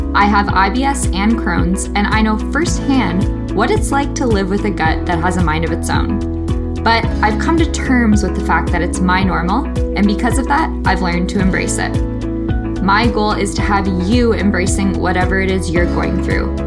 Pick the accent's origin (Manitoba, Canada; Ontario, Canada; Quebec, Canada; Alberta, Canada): Ontario, Canada; Toronto; I was born and raised in Toronto, and I still live here now